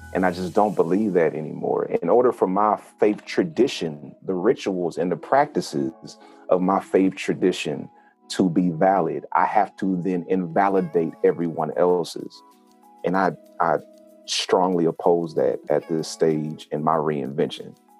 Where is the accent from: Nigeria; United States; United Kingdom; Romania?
United States; Oakland, California; moved away as an adult; also born or lived in Huntsville, Alabama / Atlanta; I'm a I'm a city kid raised in a country household because I was born in Oakland, California